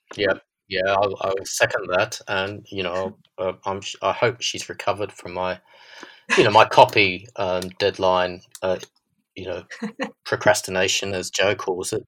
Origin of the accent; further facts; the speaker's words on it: Australia; accent: Australian; now in London, United Kingdom; my Australian accent